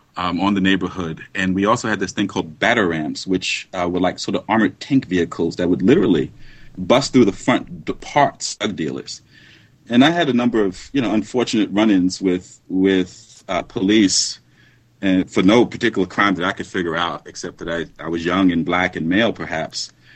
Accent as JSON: {"language": "English", "region": "New York", "country": "United States", "tie": "born or raised there", "also_born_or_lived": "Los Angeles", "moved": "yes", "said": "I'm a New Yorker by birth"}